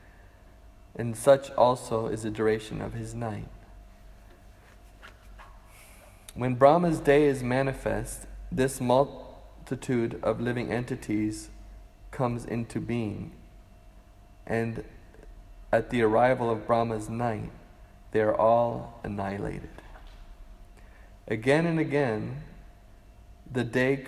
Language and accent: English; Canada; now in Hawaii, United States; I grew up in Canada, and I went to Hawaii, and I moved to Hawaii